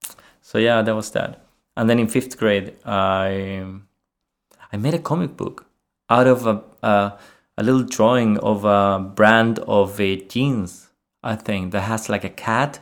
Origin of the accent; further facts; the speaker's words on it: Chile; English is a second language; moved away as an adult; now in Sweden; I am from Chile, yes.